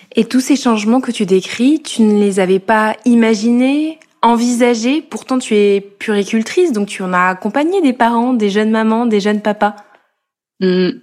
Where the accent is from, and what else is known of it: Corrèze, Nouvelle-Aquitaine, France; moved away as an adult; now in Paris, France